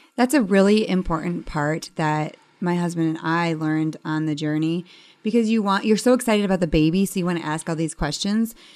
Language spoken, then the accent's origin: English; Detroit, Michigan, United States; I'm actually from Detroit